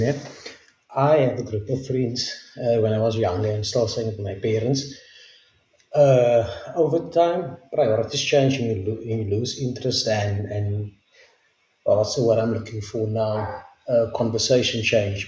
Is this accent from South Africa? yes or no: yes; South Africa; English is a second language; I'm from South Africa